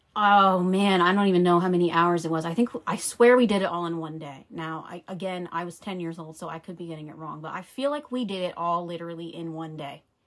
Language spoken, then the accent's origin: English; Pennsylvania, United States; I was born in Pennsylvania in November 1986.